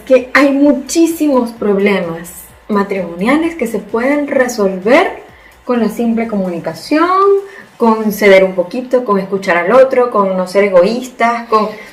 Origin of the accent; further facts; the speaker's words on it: Venezuela; moved away as an adult; now in Spain; somos venezolanos de nacimiento, españoles por herencia